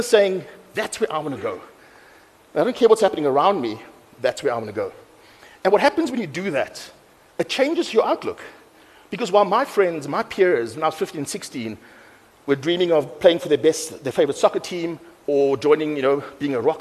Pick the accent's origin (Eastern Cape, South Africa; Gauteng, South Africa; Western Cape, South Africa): Western Cape, South Africa; Cape Town; I grew up in Mitchell's Plain